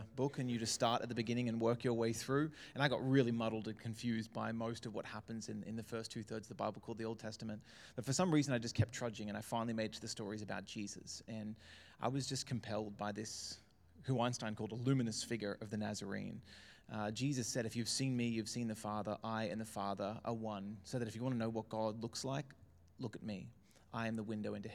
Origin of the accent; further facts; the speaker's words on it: Brisbane, Queensland, Australia; also born or lived in Melbourne; I was born in Melbourne, so in Carlton Hospital. We were there till I think I was 5 or 6 when the family moved up to Brisbane, saw the sunshine and decided never to go back. And so I've kind of grown up in and around Brisbane my whole life